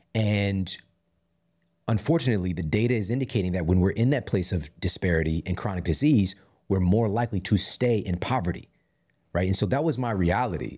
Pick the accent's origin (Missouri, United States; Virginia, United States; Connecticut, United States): Missouri, United States; Ferguson; moved away; also born or lived in St. Louis; I'm being from Ferguson and seeing, I'm, I'm living in this glorified food desert.